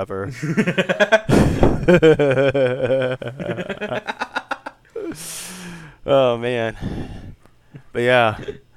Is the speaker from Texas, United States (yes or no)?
yes; Houston, Texas, United States